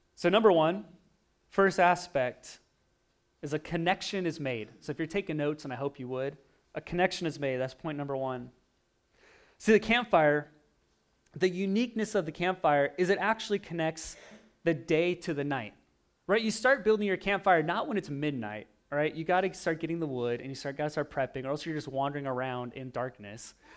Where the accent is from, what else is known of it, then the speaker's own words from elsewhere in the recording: Oregon, United States; moved away; I grew up in Oregon